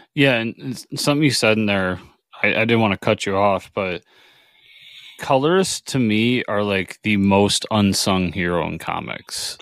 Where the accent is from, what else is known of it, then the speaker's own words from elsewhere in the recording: New York, United States; I'm a New Yorker